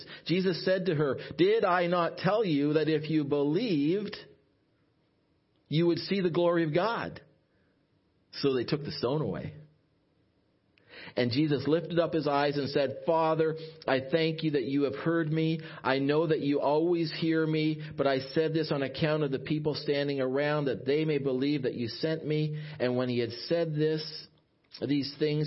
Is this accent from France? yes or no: no; Ottawa, Ontario, Canada; also born or lived in Sault Ste. Marie, Ontario; I was from the Ottawa area